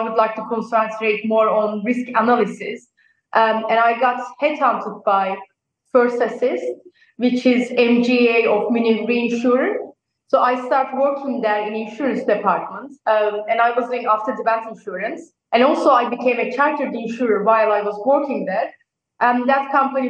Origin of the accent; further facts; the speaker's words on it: Turkey; moved away as an adult; also born or lived in Nottingham, United Kingdom; now in New York, United States; I'm originally from Turkey